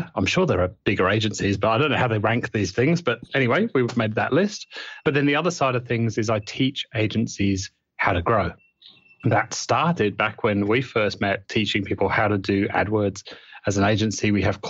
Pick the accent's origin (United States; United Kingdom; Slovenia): United Kingdom; also born or lived in New Zealand; now in Australia; No. Born and raised in the UK.